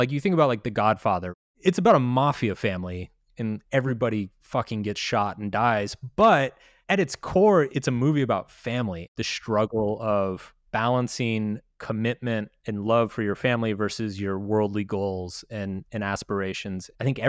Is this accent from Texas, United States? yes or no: yes; Texas, United States; I mean, so I grew up quite religious. I grew up in Texas.